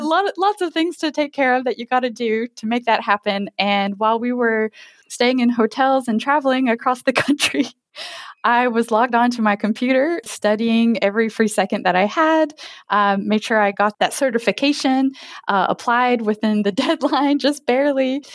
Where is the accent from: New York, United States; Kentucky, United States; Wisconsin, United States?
Kentucky, United States; now in Oak Harbor, United States; I'm from Kentucky, and I currently live in Oak Harbor, Washington State